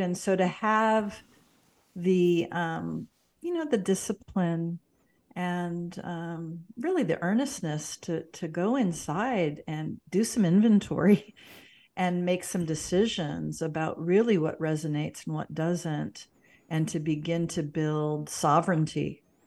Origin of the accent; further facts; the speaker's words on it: St. Louis, Missouri, United States; moved away as an adult; also born or lived in Boulder Creek, California; now in Washington, Missouri, United States; I was born in Saint Louis